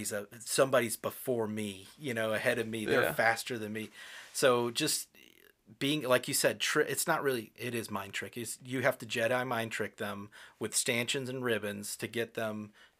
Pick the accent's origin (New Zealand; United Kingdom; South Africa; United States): United Kingdom; and I'm British. I know how to queue.